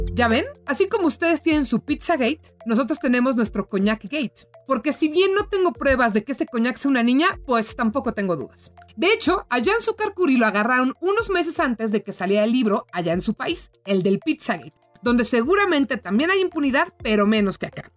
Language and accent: Spanish; Mexico; siendo mexicana